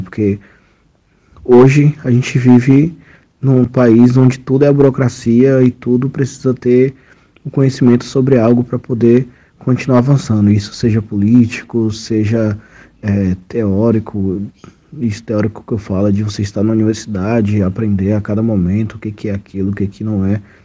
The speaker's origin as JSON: {"language": "Portuguese", "area": "Pataxó village of Coroa Vermelha", "region": "Bahia", "country": "Brazil", "said": "Eu sou da etnia Pataxó, do povo é, da aldeia Pataxó de Coroa Vermelha"}